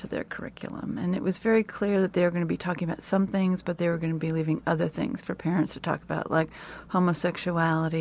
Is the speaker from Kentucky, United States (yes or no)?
no; California, United States; I grew up in California